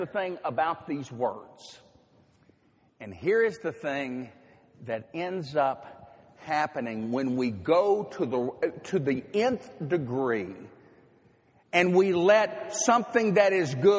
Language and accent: English; Nashville, Tennessee, United States; moved away as an adult; Nashville is my hometown. I spent 24 years growing up there.